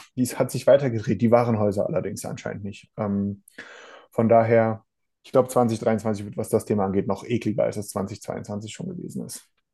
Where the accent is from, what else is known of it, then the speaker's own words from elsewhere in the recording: Germany; Bei uns in Deutschland